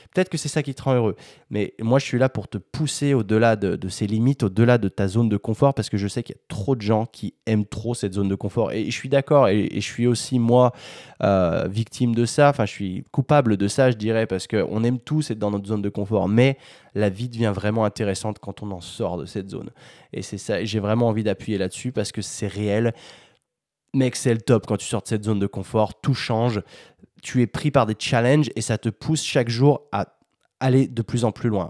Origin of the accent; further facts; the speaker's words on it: France; Je suis français